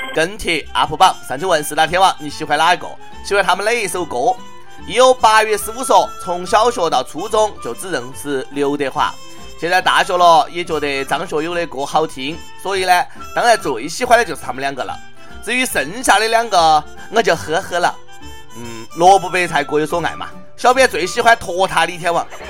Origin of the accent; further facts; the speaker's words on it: China; 作为中国人